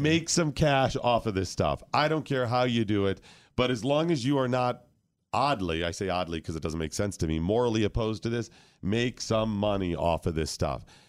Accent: Ohio, United States; I grew up in Ohio

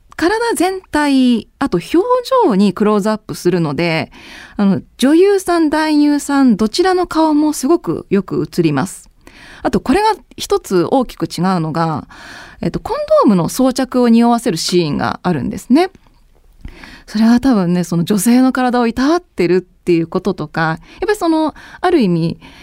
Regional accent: Sapporo, Hokkaido, Japan; moved away as an adult; also born or lived in Yokohama; 出身は札幌なんですよ。

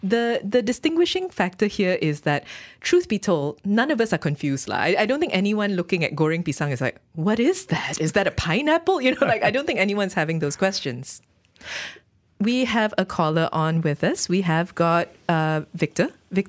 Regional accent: Terengganu, Malaysia; I grew up with goreng pisang. Ooh, I'm from Terengganu. I'm not Johorian.

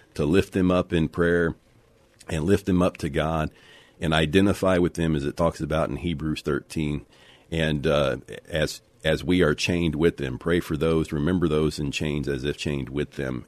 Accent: United States; we have grown up in America where there has been religious freedom

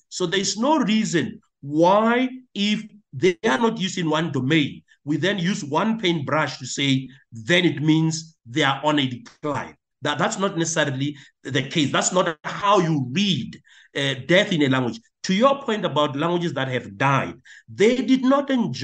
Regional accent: South Africa; I was from South Africa

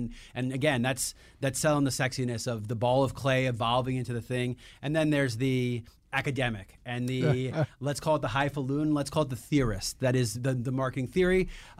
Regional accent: New York, United States; Like I'm a New Yorker.

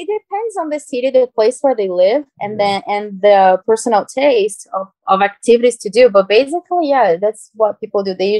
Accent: Brazil; English is a second language; also born or lived in Georgia, United States; now in United States; have lived in the U.S. about 10 years ago in Georgia when I was in high school for almost 3 years. So I learned English here. Of course, there's always space for improvement, but then I went back to Brazil

